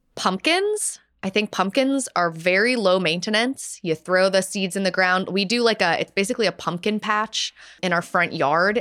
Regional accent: North Carolina, United States; now in Pittsburgh, United States; I'm from North Carolina

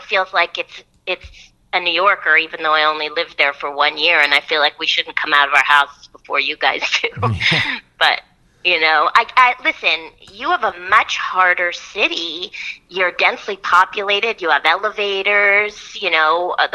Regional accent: Toronto, Ontario, Canada; moved away as an adult; also born or lived in Puerto Rico; now in Los Angeles, United States; as a Canadian, when I moved here and I started going to the doctor in the States

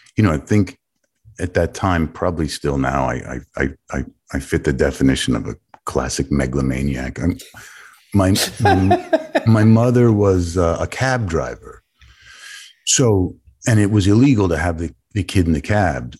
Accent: New York City, New York, United States; growing up on the Lower East Side with my mother

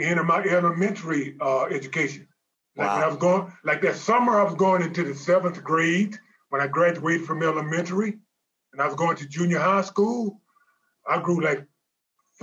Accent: Shreveport, Louisiana, United States; I went to college locally here in my hometown of Shreveport, Louisiana, Centenary College.

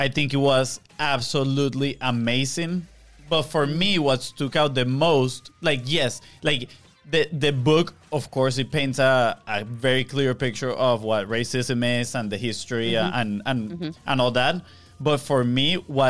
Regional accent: Venezuela; moved away; we come from Venezuela, where honestly we didn't experience racism growing up

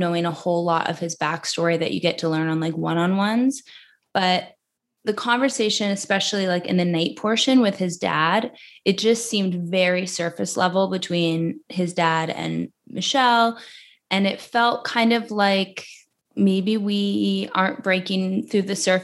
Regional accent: Alaska, United States; moved away; I'm from Alaska

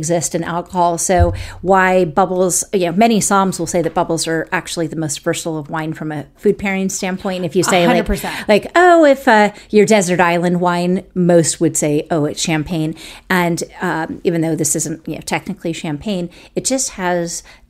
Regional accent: United States; moved away; also born or lived in France; my story as an American working with the French

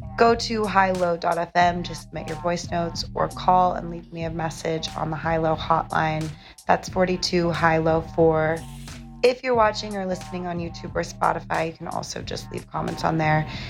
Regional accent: San Diego, California, United States; I'm from San Diego, so driving up from Southern California

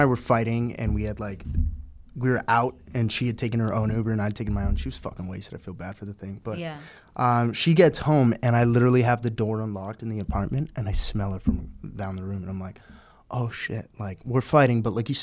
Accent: Canada; moved away; playing in my hometown that I hadn't played in my hometown in a little bit. And so I'm back in Canada

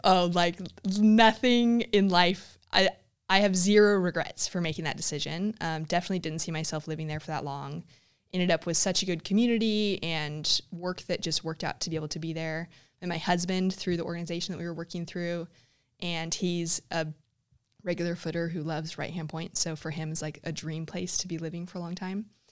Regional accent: Huntington Beach, California, United States; moved away as an adult; also born or lived in South Africa / Thirroul, Australia; I grew up in Huntington Beach, um, just up the road

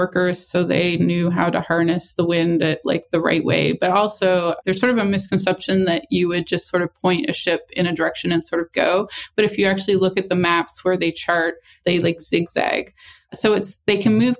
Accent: New Brunswick, Canada; now in Newfoundland, Canada; where I am now, Newfoundland, and where I'm from, New Brunswick, which is north of Maine

